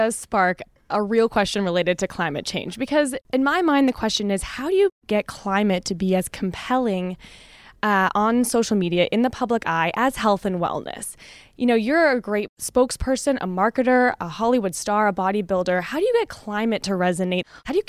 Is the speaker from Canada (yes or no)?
yes; Canada; I'm Canadian, so I feel that.